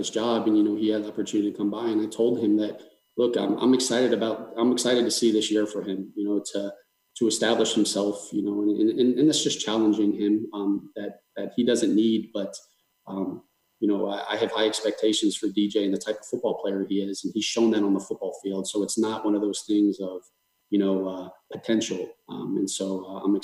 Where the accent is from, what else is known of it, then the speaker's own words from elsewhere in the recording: South Florida, United States; I'm from South Florida